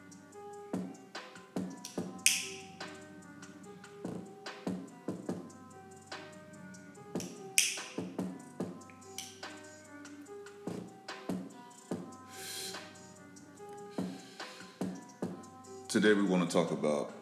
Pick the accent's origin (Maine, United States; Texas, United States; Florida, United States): Florida, United States; Tallahassee; I'm from North Florida, family. Don't get my Florida mixed up with Miami.